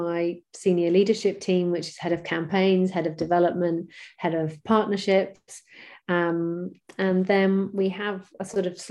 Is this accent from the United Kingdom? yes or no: yes; Bristol, South West England, United Kingdom; my hometown of Bristol in the UK